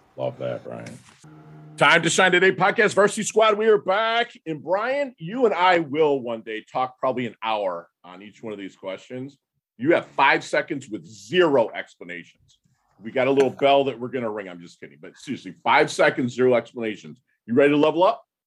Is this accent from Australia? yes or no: no; Midwest, United States; I'm from the Midwest.